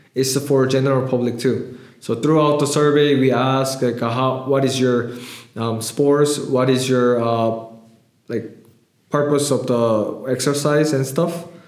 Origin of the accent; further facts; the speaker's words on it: Canada; also born or lived in Seoul, South Korea; I raised, I born in Seoul, but I raised in Canada